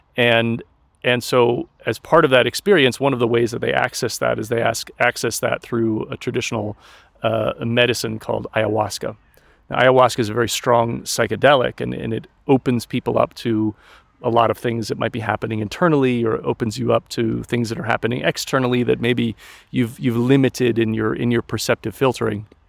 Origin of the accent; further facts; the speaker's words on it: Colorado, United States; moved away as an adult; also born or lived in Scotland / China / Germany; I grew up in Colorado in the mountains